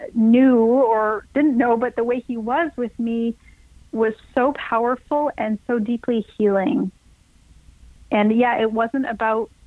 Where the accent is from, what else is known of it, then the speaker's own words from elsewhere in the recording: Canada; a Canadian girl growing up in a small farming town